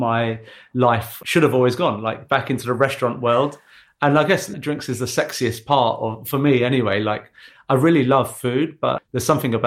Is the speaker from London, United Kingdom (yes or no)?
yes; London, United Kingdom; Born and raised in East London.